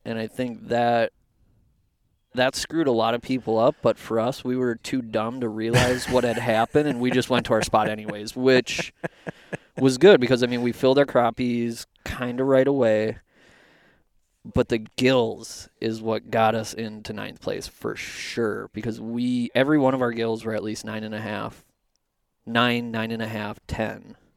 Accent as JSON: {"language": "English", "town": "Anoka", "region": "Minnesota", "country": "United States", "tie": "born or raised there", "said": "I'm from Anoka, and I went to Fredmore"}